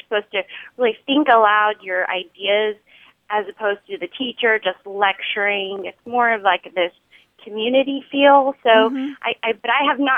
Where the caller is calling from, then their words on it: Dallas, Texas, United States; I'm calling from Dallas, Texas